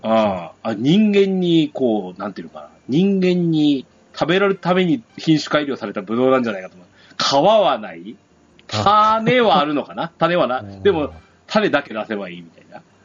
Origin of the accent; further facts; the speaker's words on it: Yamagata, Japan; うちの地元だと、まあ、これリンゴもそうですね